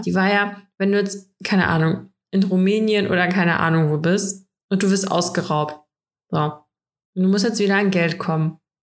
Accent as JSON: {"language": "German", "country": "Russia", "moved": "yes", "lives_now": "Germany", "said": "bei uns in Russland"}